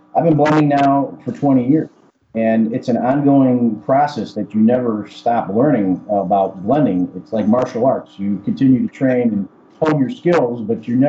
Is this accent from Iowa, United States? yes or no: no; Chicago, Illinois, United States; I was born in Chicago, if you couldn't tell by my accent. So I'm a Chicago Cuban American, as I like to call myself. I grew up as any American kid would